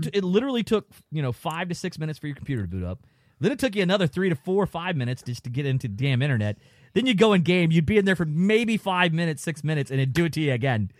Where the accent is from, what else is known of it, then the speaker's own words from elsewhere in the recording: Florida, United States; we're from Florida